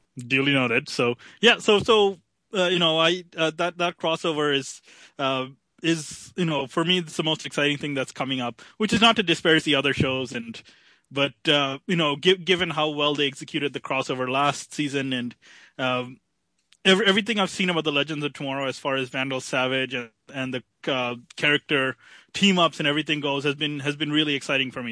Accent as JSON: {"language": "English", "country": "Canada", "said": "being a Canadian"}